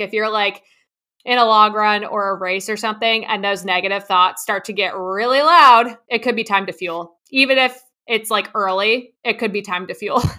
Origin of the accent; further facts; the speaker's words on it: New Jersey, United States; I grew up in New Jersey on a horse farm